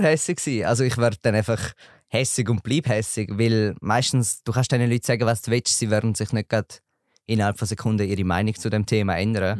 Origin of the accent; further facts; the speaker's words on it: Eastern Switzerland, Switzerland; komme aus der Ostschweiz